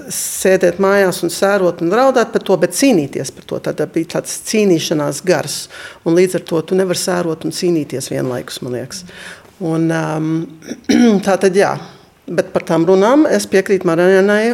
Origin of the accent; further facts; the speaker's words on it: New York, United States; moved away as an adult; now in Toronto, Canada; es piedzimu Amerikā, bet es pārcēlos uz Toronto dzīvot, uz Kanādu